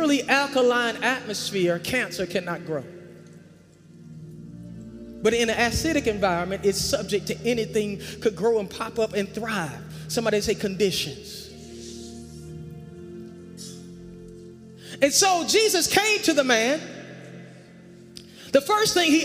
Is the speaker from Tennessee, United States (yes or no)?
no; North Carolina, United States; accent: country